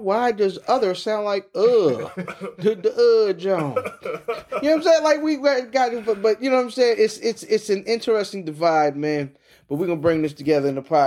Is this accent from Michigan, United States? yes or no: no; Hanover, Maryland, United States; My hometown. I'm from Hanover/Severn